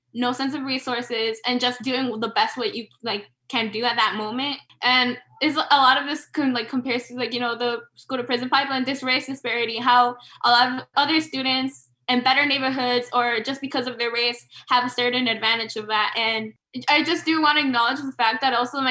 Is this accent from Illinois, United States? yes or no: yes; Chicago, Illinois, United States; growing up in Little Village